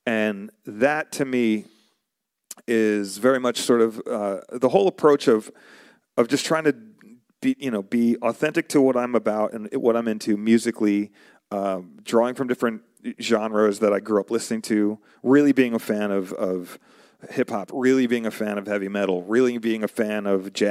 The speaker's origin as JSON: {"language": "English", "region": "New York", "country": "United States", "also_born_or_lived": "Arizona", "said": "So I, originally, I'm from New York. Before I moved to Arizona, I was in New York"}